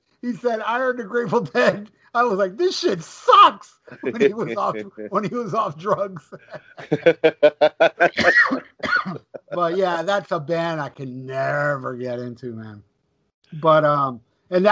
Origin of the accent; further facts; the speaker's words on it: Hialeah, Florida, United States; I was raised in this little town in Hialeah, Florida in the 70s, where all my friends were rednecks